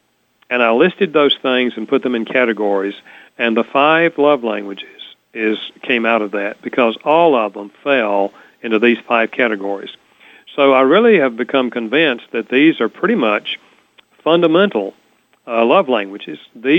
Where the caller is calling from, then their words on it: Winston-Salem, North Carolina, United States; Oh, yeah. Winston-Salem.